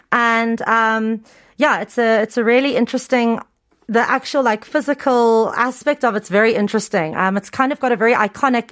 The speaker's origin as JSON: {"language": "English", "town": "Cape Town", "region": "Western Cape", "country": "South Africa", "also_born_or_lived": "Incheon, South Korea", "moved": "as an adult", "lives_now": "South Korea", "said": "I'm from Cape Town"}